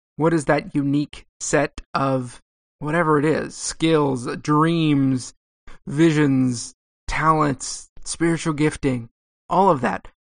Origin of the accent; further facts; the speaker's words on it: Southern California, United States; also born or lived in Texas; I grew up in Southern California